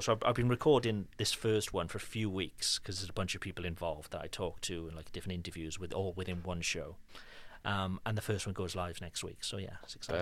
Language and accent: English; Cardiff, Wales, United Kingdom; now in France; There is one specific street in Cardiff, my hometown